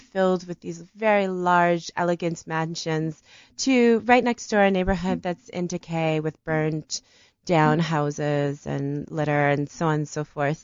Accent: Detroit, Michigan, United States; now in Johannesburg, South Africa; because I'm from Detroit. You know, my city's gonna die.

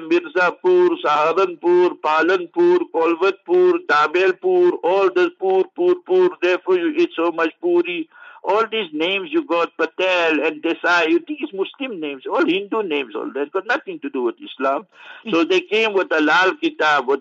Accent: Heidelberg, Gauteng, South Africa; Heidelberg, my hometown

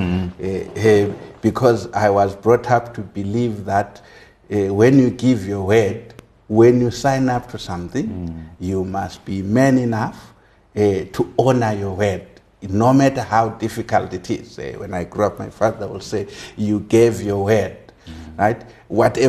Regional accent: Maboleni, near Gweru, Midlands, Zimbabwe; I was born obviously in Rhodesia in a village called Maboleni, which is some 50 kilometers from Gwelu, just after Lua Gwelu Mission. I grew up there

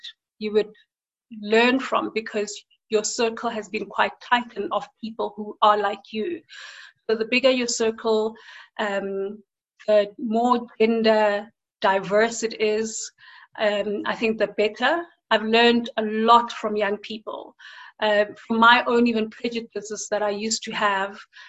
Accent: South Africa; our experiences as South African women and African women

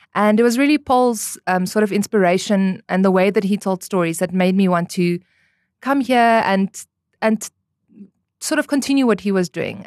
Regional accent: Namibia; also born or lived in Stellenbosch, South Africa; born and raised in Namibia, went to Eros Primary School

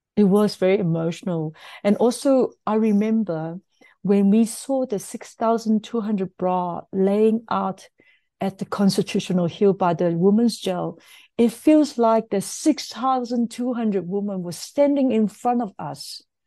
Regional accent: South Africa; as us, as South African

